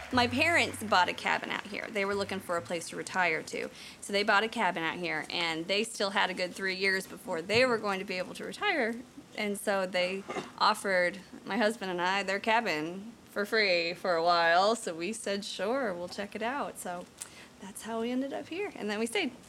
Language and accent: English; Washington, Missouri, United States; moved away as an adult; also born or lived in Garden City, Missouri / Kansas City; now in Mountain View, United States; I was born in Garden City, Missouri, and then um, grew up most of the time in Washington, Missouri, which is about an hour outside of St. Louis on the Missouri River